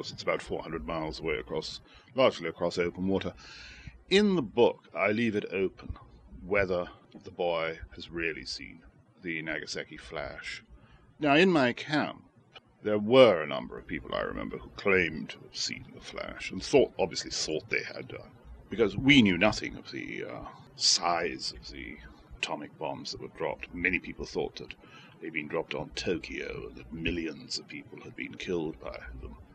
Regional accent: Shanghai, China; I was born in Shanghai in 1930, and I was there when the Japanese invaded China in 1937

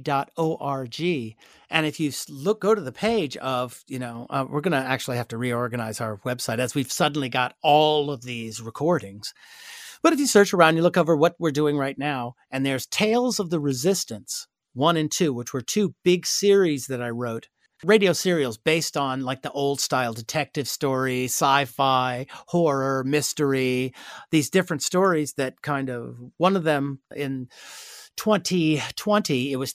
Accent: San Francisco, California, United States; I grew up in San Francisco. So I was going to George Washington High School in San Francisco.

